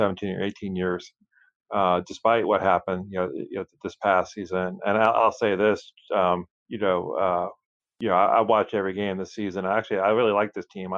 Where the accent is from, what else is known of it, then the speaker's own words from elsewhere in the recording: Chapel Hill, North Carolina, United States; I grew up in Chapel Hill.